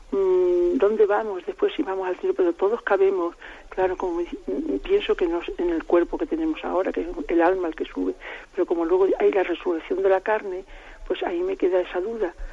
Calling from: Salamanca, Castile and León, Spain; de Salamanca.

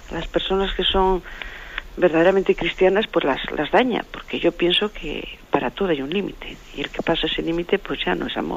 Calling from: Madrid, Community of Madrid, Spain; de Madrid.

